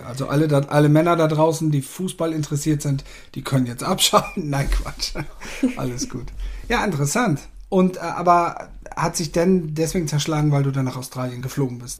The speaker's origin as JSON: {"language": "German", "area": "the North", "region": "Northern Germany", "country": "Germany", "said": "bei uns im Norden"}